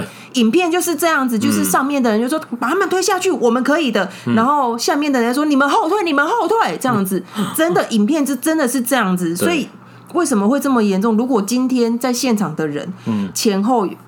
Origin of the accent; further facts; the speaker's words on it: Taiwan; 因为像我们台湾人走路，虽然我自己是很严守，我就是会靠右的那种人